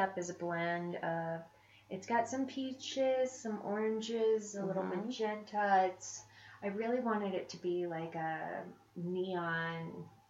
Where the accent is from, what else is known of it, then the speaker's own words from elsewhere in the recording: Florida, United States; also born or lived in Chicago; now in Colorado, United States; I grew up in Florida.